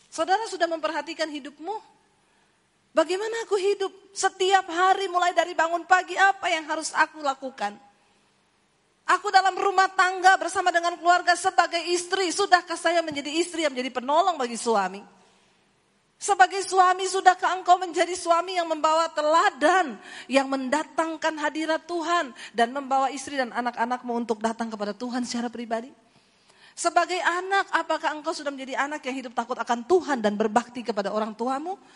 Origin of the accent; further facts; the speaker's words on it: Poso, Central Sulawesi, Indonesia; Saudara, saya ini dari Sulawesi, saya lahir di Poso.